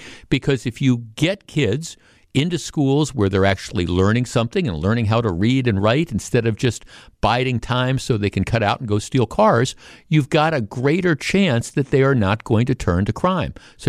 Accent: Glendale, Wisconsin, United States; if I had been walking down the street of the neighborhood I grew up in Glendale

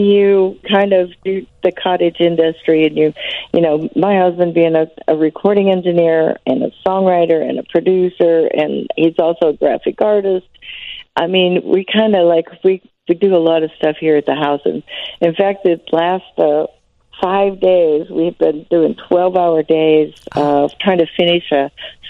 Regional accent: Aledo, Illinois, United States; I am from Illinois.

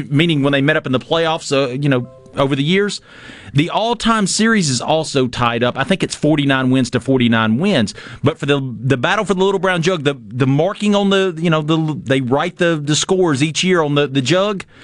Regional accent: North Mississippi, United States; I'm from North Mississippi.

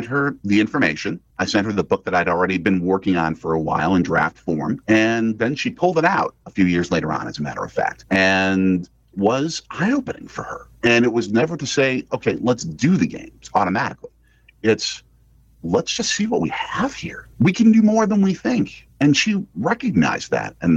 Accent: Milwaukee, Wisconsin, United States; born or raised there

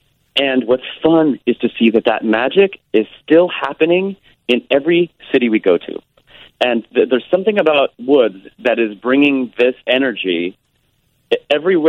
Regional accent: Kansas City, United States; moved away as an adult; now in New York, United States; I grew up in Kansas City

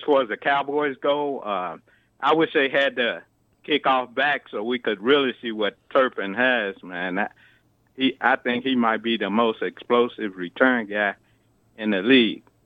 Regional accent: United Kingdom; accent: British; my British accent

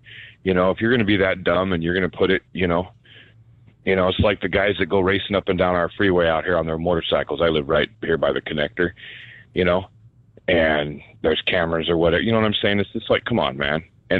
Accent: Idaho, United States; if we're from Idaho, especially, right?

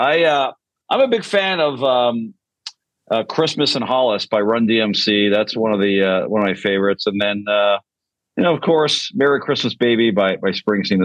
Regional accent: Canada; Canadians are known to be very apologetic people

